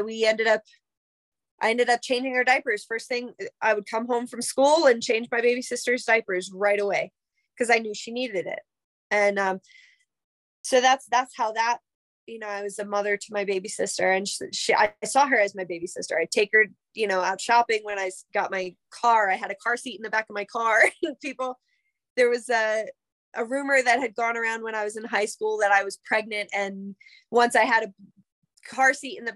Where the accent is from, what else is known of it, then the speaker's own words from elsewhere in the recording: Millville, New Jersey, United States; Union Lake in Millville, my hometown